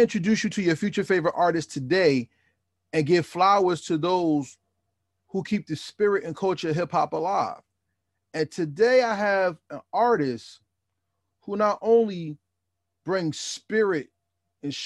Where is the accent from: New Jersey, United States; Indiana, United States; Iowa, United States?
New Jersey, United States; I'm from New Jersey